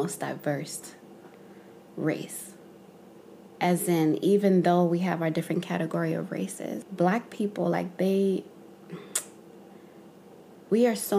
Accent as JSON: {"language": "English", "country": "Zimbabwe", "tie": "born or raised there", "moved": "yes", "lives_now": "United States", "said": "someone like me, who was born and raised in Zimbabwe"}